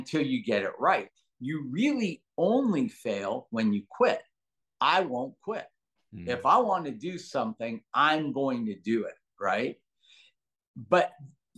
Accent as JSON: {"language": "English", "town": "Los Angeles", "region": "California", "country": "United States", "tie": "born or raised there", "also_born_or_lived": "San Francisco, California / Lausanne, Switzerland", "said": "I actually grew up very, very humble beginnings in Granada Hills, California"}